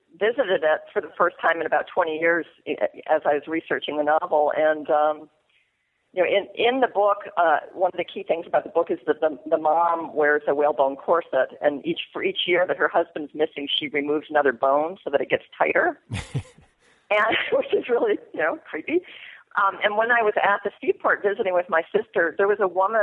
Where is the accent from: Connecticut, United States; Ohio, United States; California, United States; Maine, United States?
Connecticut, United States; Mystic; moved away as an adult; I grew up in Mystic, Connecticut, which is home to a whaling museum.